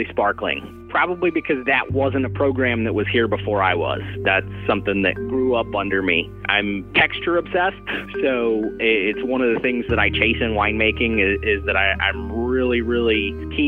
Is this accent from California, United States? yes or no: no; Pittsburgh, Pennsylvania, United States; moved away as an adult; also born or lived in Rochester, New York; I'm originally from Pittsburgh, Pennsylvania